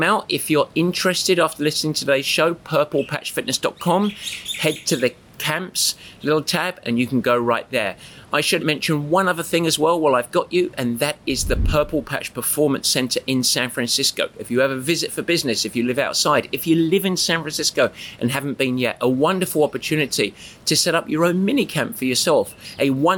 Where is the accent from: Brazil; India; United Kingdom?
United Kingdom; England